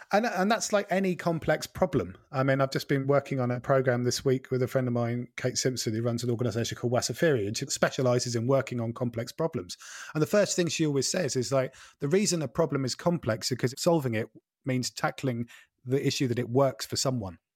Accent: Norfolk, East of England, United Kingdom; moved away as an adult; also born or lived in Wales / Scotland; I grew up in Norfolk

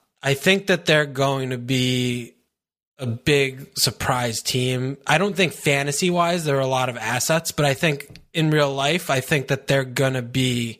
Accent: United States; people hate us because we're American

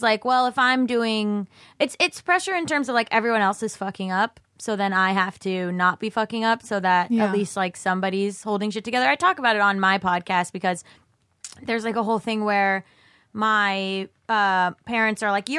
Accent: Florida, United States; born there; I was born in Florida.

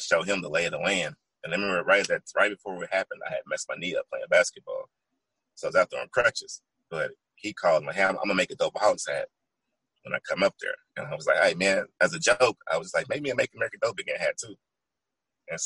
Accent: Oklahoma City, Oklahoma, United States; also born or lived in Louisiana; I'm from Oklahoma City, Oklahoma, originally

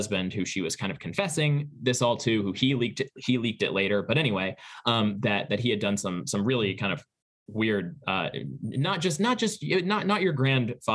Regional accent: St. Louis, Missouri, United States; moved away; I am from St. Louis, so these books and bookshelves belong to my parents

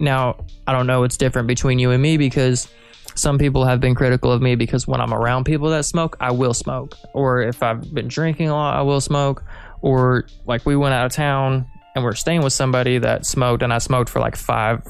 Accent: Reno, Nevada, United States; born there; also born or lived in Kansas City; I was born in Nevada, in Reno, and then I lived in Kansas City for a long time.

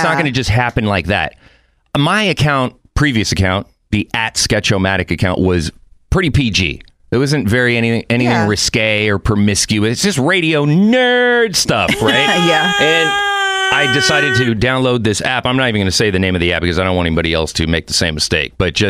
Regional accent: Mexico City, Mexico; born there; I have dual citizenship, meaning... I was born in Mexico City, but my mom was from San Fernando here in California.

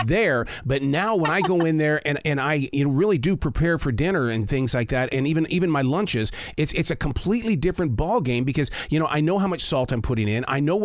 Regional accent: Montana, United States; I grew up in Montana

